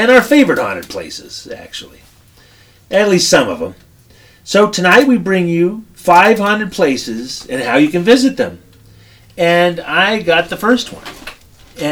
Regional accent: Oxnard, California, United States; it's in my hometown

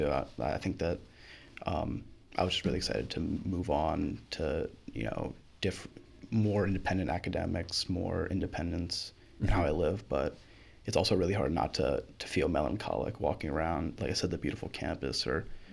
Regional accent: Baltimore, Maryland, United States; also born or lived in Timonium, Maryland; I grew around this area

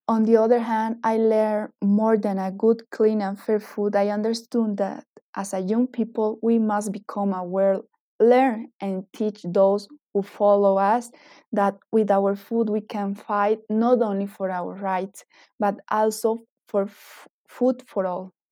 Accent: eastern Bolivia, Bolivia; now in Cochabamba, Bolivia; I was born and grew up in the Bolivian East, where we can find part of the Amazon and the Gran Chaco Boliviano.

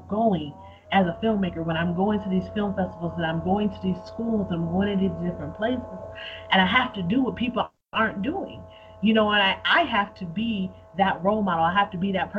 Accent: Buffalo, New York, United States; I grew up in Buffalo, New York, and Buffalo is on the border of Canada.

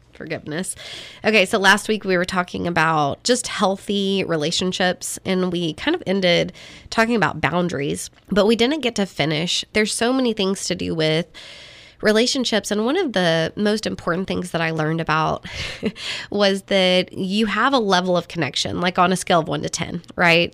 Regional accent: Texas, United States; I'm not ashamed that I'm a Texan

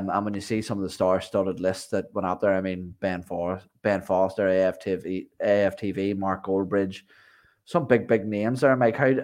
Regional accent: Ireland; I'm Irish

